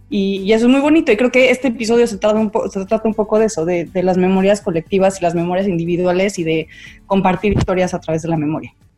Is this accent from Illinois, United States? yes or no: yes; Chicago, Illinois, United States; Nací en Chicago, en uno de los días más calientes del verano de 1988.